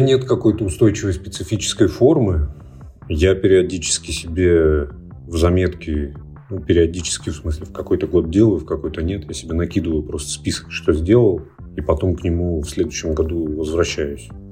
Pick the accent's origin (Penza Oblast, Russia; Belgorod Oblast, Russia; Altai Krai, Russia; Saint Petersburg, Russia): Altai Krai, Russia; Barnaul; moved away; я полетел в Барнаул. Это мой родной город, он находится в Алтайском крае